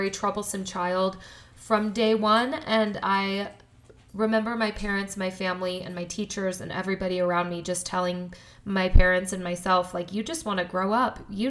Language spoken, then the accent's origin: English; Colorado, United States; also born or lived in Denver; I was born in Colorado. I was raised in a very small town in Colorado.